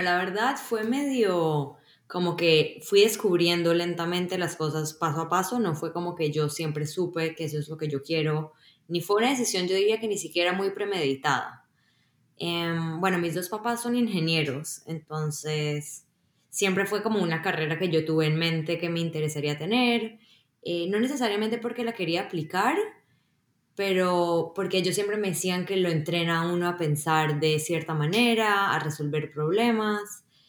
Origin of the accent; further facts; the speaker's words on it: Colombia; moved away as an adult; also born or lived in Israel / Boston, United States; now in Seattle, United States; Yo nací en Colombia y cuando era muy pequeña me mudé a Israel. Em, luego a los 11 volví a Colombia y ya me quedé ahí hasta pues graduarme del colegio